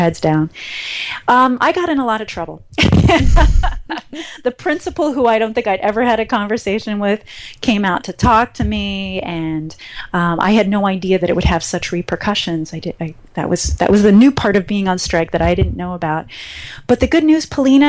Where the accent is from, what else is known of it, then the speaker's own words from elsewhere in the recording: Cleveland, Ohio, United States; I grew up in Cleveland, Ohio, and I had my family